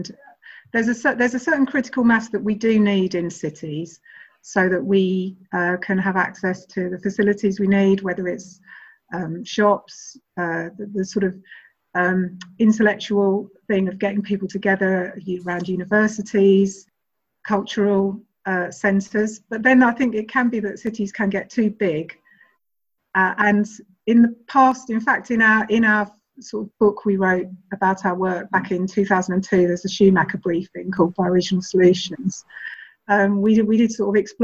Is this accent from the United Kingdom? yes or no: yes; London, United Kingdom; I'm speaking as a Londoner